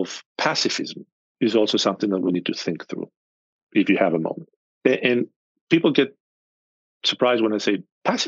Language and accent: English; Athens, Attica, Greece; moved away as an adult; now in United States; I'm from Athens, central Athens.